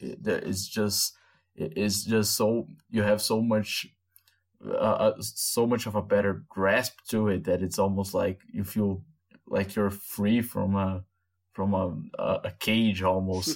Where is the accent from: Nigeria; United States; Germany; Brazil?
Brazil; English is a second language; people like us, Brazilians